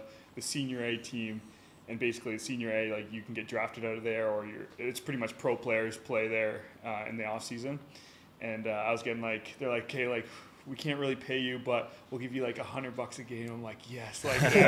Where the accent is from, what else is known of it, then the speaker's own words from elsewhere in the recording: Kitchener, Ontario, Canada; I grew up in Kitchener, Ontario